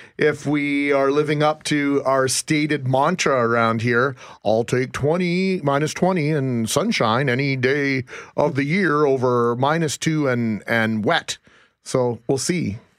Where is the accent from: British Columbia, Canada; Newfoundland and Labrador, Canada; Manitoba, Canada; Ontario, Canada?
Manitoba, Canada; Brandon; now in Winnipeg, Canada; We grew up in Brandon